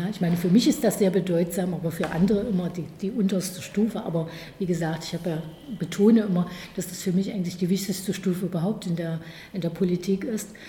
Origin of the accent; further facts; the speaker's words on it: East Germany, Germany; born there; ich bin im Osten geboren. Das ist das allerwichtigste Moment für mich. Und ich bin auch hier geblieben im Osten.